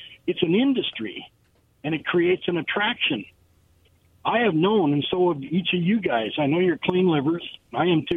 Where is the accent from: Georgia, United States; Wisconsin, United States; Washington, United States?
Washington, United States; Toppenish; now in West Richland, United States; I'm from Toppenish. My hometown is primarily Hispanic now